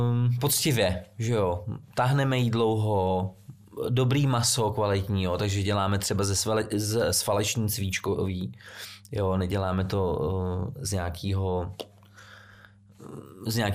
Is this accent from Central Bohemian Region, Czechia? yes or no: yes; Central Bohemian Region, Czechia; Těch restaurací zrovna teď jsem byl eh, tam u nás na Příbramsku, přijela mi sestra eh, z, z Vídně